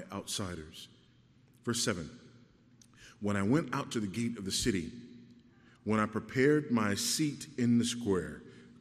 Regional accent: Los Angeles, California, United States; I remember riding the bus when I was a kid, you know, growing up in Los Angeles

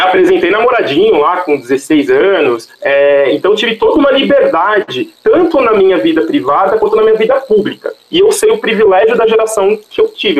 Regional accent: São Paulo, Brazil; Eu cresci na Vila Buarque, Santa Cecília

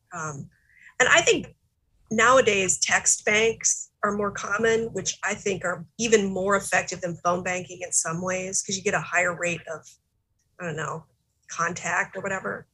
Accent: South Dakota, United States; we grew up in South Dakota which being a Democrat in South Dakota has always been really challenging

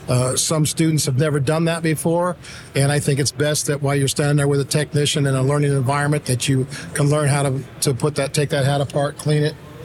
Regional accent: San Diego, California, United States; Look, I came from San Diego. It's got the best Mexican food on the planet.

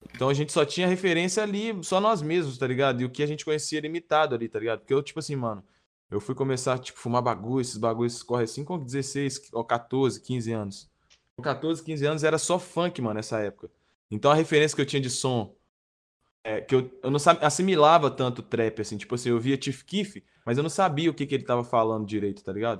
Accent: Nova Lima, Minas Gerais, Brazil; eu sou de Nova Lima, interior aqui, mas região metropolitana de BH.

